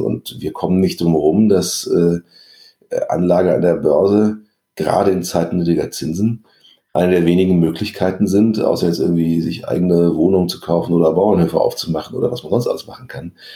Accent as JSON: {"language": "German", "country": "Germany", "also_born_or_lived": "Paris, France", "said": "was wir in Deutschland haben."}